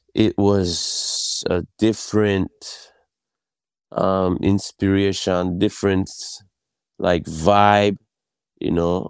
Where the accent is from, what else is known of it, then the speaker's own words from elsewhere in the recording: Yokohama, Kanagawa, Japan; also born or lived in Brooklyn; I was born in Yokohama, Japan